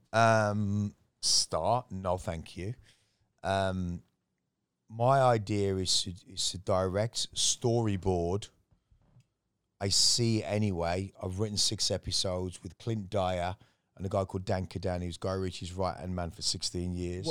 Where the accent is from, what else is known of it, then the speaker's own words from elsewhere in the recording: West Midlands, United Kingdom; also born or lived in Miami / Manchester, Jamaica; now in Thailand; my growing up in the West Midlands in England